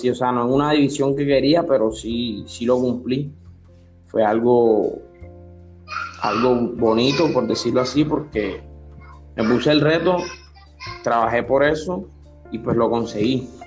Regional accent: Barranquilla, Atlántico, Colombia; born there; now in Soledad, Colombia; O sea, nací en Barranquilla, pero vivo en Soledad.

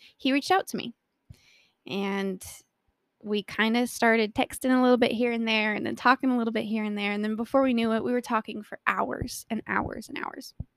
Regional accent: Colorado, United States; born or raised there

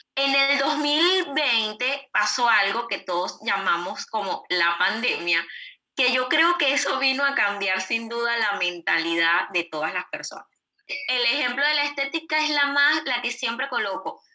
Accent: Venezuela; moved away as an adult; now in Uruguay; nosotros en Venezuela eh, teníamos empresa, eh, estábamos relativamente tranquilos en nuestro país

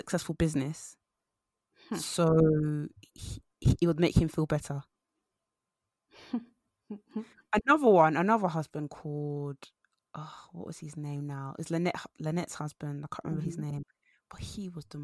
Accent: Nigeria; now in United Kingdom; I'm Nigerian

